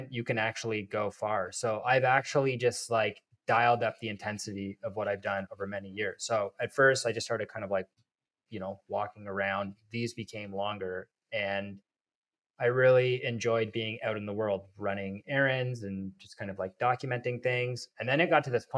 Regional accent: Toronto, Ontario, Canada; my hometown of Toronto

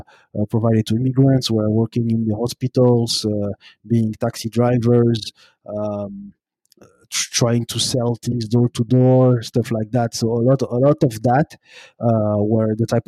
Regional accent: Brussels, Brussels-Capital Region, Belgium; moved away as an adult; also born or lived in Burundi; now in Montreal, Canada; I am born and raised in Belgium, in Brussels, and also my roots are from Burundi.

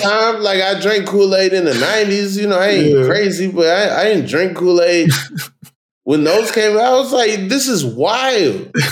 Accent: New York City, New York, United States; I'm from Queens

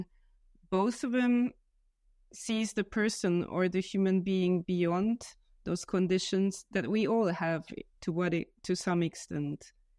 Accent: Hungary; English is a second language; now in Vienna, Austria; I am originally from Hungary. I currently live in Vienna

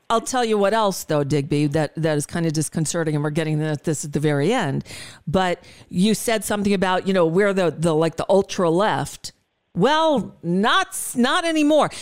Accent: United States; an American Jew living in this country

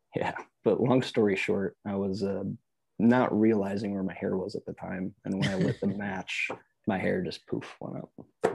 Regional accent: Michigan, United States; now in Austin, United States; I'm from Michigan. I'm used to being in the, the ice

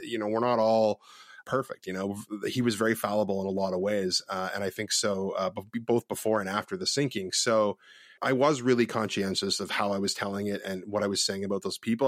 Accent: Ontario, Canada; moved away as an adult; also born or lived in West Coast, Canada; I'm originally from Ontario, Canada

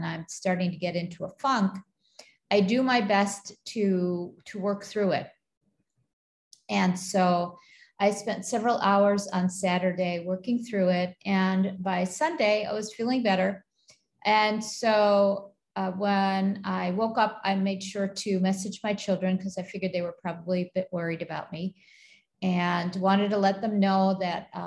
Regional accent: Buffalo, New York, United States; moved away as an adult; now in Kuwait; I grew up in Buffalo, New York

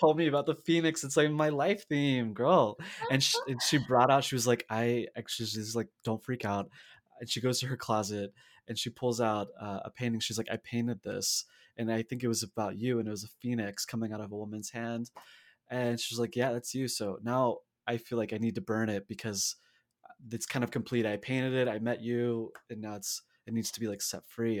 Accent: the South, United States; I'm also from the South

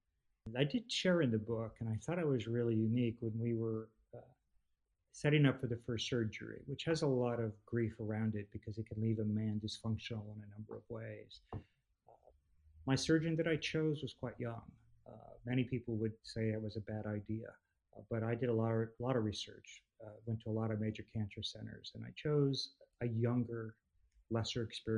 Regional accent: Texas, United States; We refereed games together in the town we grew up in outside of Austin, Texas, where my kids grew up in.

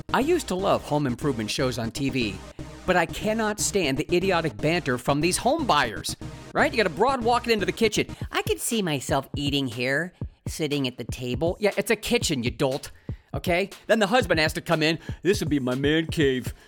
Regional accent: Ohio, United States; moved away as an adult; a cross-country move back to my home state of Ohio

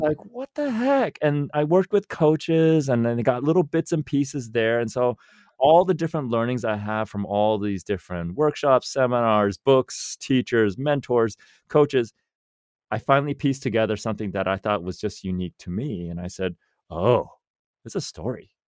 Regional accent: Silicon Valley, California, United States; born and raised in Silicon Valley

